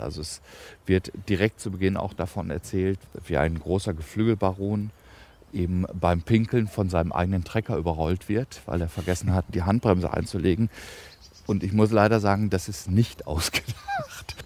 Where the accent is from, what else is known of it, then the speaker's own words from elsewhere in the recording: Evershorst, Lower Saxony, Germany; now in Berlin, Germany; meinen Geburtsort eben Evershorst